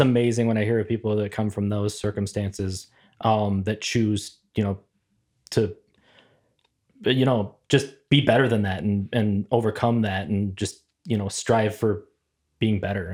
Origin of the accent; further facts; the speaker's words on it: Plymouth, Minnesota, United States; also born or lived in Ventura, California; as a kid, I moved from California to Minnesota